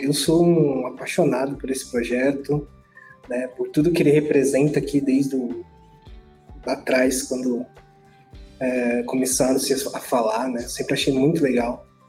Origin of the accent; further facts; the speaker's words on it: Guarujá, São Paulo, Brazil; moved away as an adult; also born or lived in Santos; now in Mogi das Cruzes, Brazil; eu sou do Guarujá. Eu nasci no Guarujá, dentro do Guarujá e Santos.